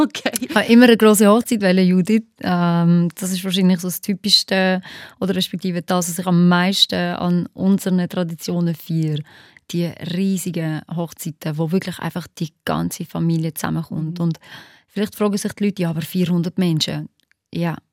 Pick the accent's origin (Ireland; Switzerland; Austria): Switzerland; Basel-Landschaft; also born or lived in Kosovo; als ich gerade neu in der Schweiz war, wenn ich gesehen habe, so, ich bin in Baseland in die Schule gegangen